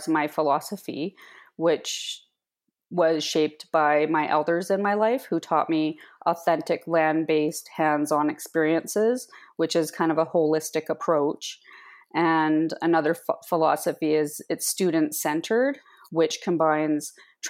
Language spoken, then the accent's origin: English; Cold Lake, Alberta, Canada; now in Comox Valley, Canada; from Cold Lake, Alberta. However, I live in the unceded territory of the Comox people